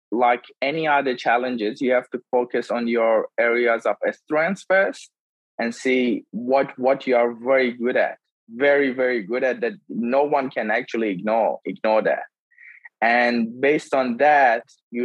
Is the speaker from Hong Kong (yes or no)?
no; Iran; English is a second language; moved away as an adult; now in Melbourne, Australia